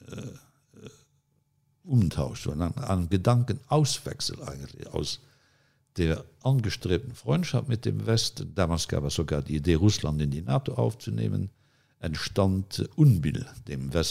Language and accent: German; Luxembourg; dass man als Luxemburger, als kleiner Luxemburger im Gespräch mit den Großen der Welt größere Ohren braucht als die großen Staatenlenker.